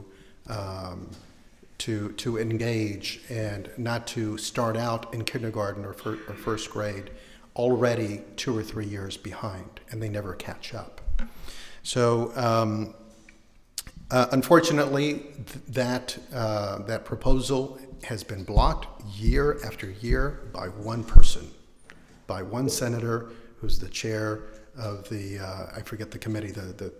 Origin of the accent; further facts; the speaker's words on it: Houston, Texas, United States; moved away as an adult; also born or lived in San Antonio / Las Cruces, New Mexico; now in San Jose, United States; I'm from the Southwest, but I grew up in big cities and in Houston and was in San Antonio for a while